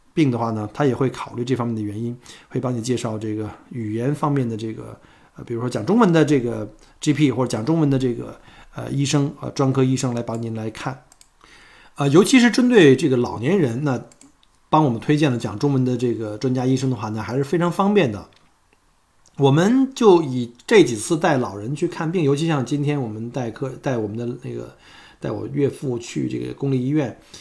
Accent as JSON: {"language": "Chinese", "region": "Beijing", "country": "China", "tie": "born or raised there", "moved": "as an adult", "lives_now": "Australia", "said": "跟我在小时候在北京吃大包子一样"}